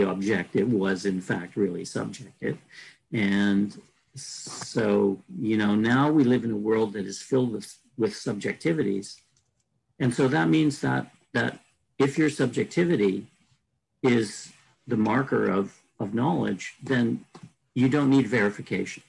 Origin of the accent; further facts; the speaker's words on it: Canada; speaking as a Canadian